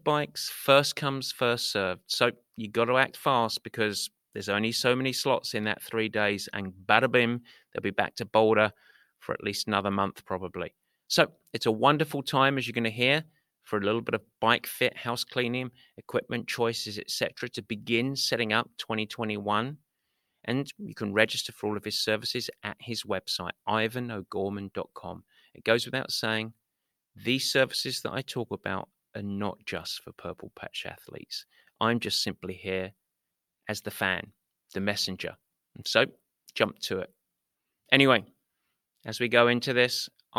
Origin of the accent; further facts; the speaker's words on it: Essex, East of England, United Kingdom; now in San Francisco, United States; I'm based in San Francisco, but came from Essex, England